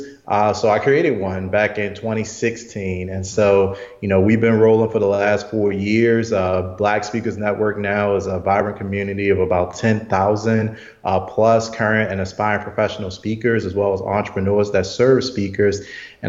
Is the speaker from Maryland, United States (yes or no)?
yes; Baltimore, Maryland, United States; Morgan State University, which is in Baltimore, my hometown